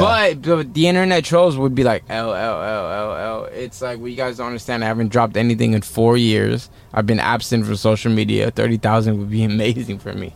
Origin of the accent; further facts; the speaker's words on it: Redlands, California, United States; I'm from Redlands, California